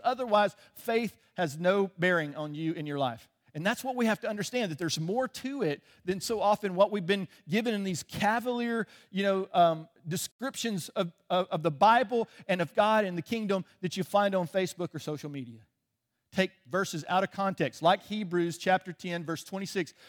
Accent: Chicago, Illinois, United States; moved away; I was born in Chicago.

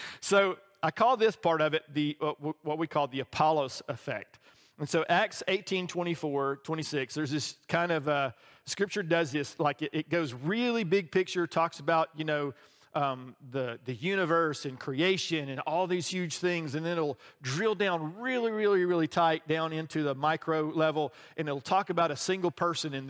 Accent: the South, Southern United States, United States; as a Southerner

